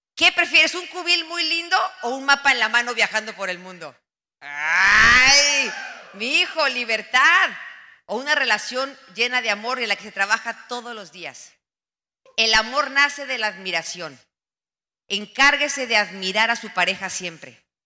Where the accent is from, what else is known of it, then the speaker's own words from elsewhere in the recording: Mexico; moved away as an adult; also born or lived in United States; En mi país